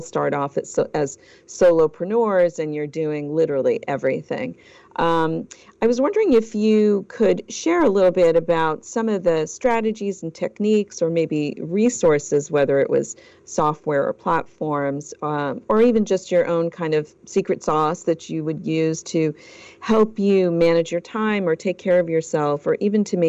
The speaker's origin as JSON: {"language": "English", "country": "Portugal", "moved": "yes", "said": "I'm originally from Portugal myself"}